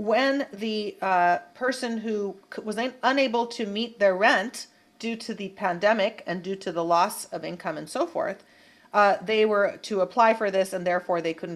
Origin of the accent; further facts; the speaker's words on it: Bay Area, California, United States; growing up in the Bay Area